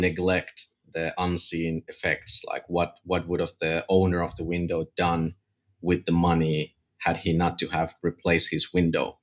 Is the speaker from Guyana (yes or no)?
no; Finland; I'm from Finland